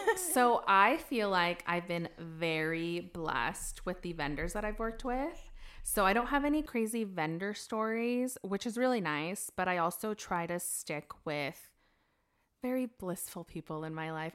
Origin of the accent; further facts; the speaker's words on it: United States; moved away; I grew up in Washington.